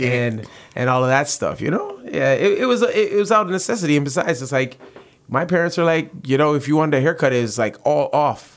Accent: Toronto, Ontario, Canada; also born or lived in Malton, Mississauga; I'm from the Rexdale area

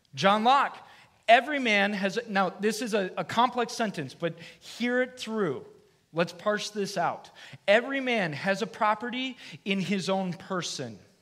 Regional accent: Michigan, United States; now in Florida, United States; I'm from Michigan

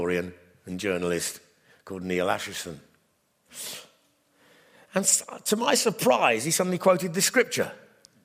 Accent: England, United Kingdom; My identity is I am in Christ, united with all who are in Christ, and happen to be English

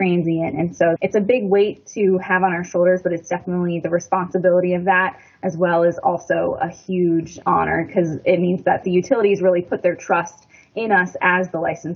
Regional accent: Florida, United States; moved away as an adult; also born or lived in South Carolina; now in Surry, United States; I grew up in Florida

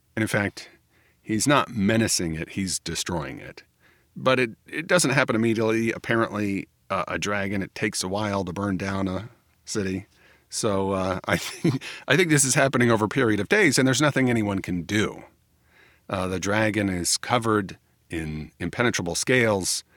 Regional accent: United States; I am an American

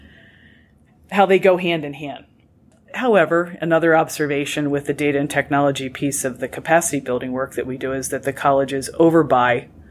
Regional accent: Bel Air, Maryland, United States; my mom wanted me back in my hometown

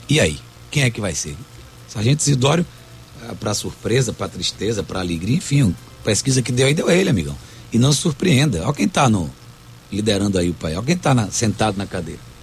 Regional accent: Salvador, Bahia, Brazil; Nasci no Garcia, depois mudei para o Vale da Muriçoca, depois eu mudei, morei no Rio Vermelho durante 20 anos

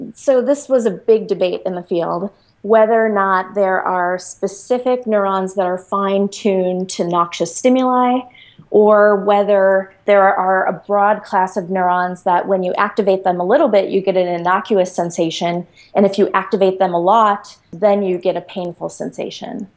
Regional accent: Chicago, Illinois, United States; I grew up in Chicago in the inner city and went to public school.

